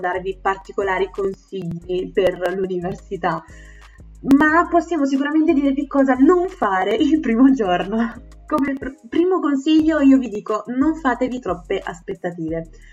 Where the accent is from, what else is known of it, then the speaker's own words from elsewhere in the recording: Southern Italy, Italy; accent: terrona (southern Italian); questa mia fantastica pronuncia da terrona